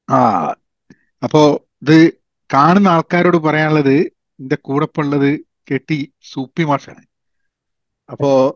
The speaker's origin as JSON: {"language": "Malayalam", "town": "Kozhikode", "region": "Kerala", "country": "India", "tie": "born or raised there", "also_born_or_lived": "Dubai / Iran / United Kingdom", "moved": "as an adult", "lives_now": "United States", "said": "ഞാനൊക്കെ വളർന്നതെന്ന് പറഞ്ഞു കഴിഞ്ഞിട്ടുണ്ടെങ്കിൽ കോഴിക്കോടായിരുന്നു"}